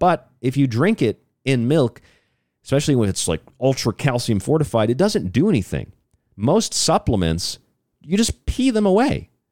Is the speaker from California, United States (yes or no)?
no; Florida, United States; I'm from Florida